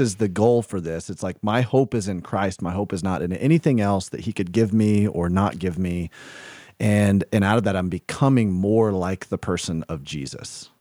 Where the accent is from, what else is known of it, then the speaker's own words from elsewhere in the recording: the South, United States; I grew up in the South